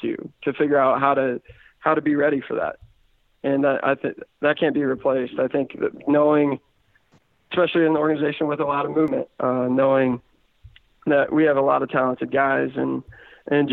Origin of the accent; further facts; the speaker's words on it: Seymour, Indiana, United States; He's actually from my hometown. It's about my hometown